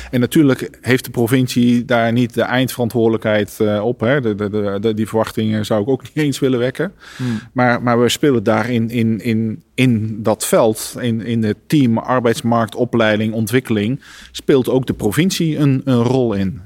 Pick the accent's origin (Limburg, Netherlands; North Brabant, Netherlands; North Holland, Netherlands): North Brabant, Netherlands; ik ben ook Brabander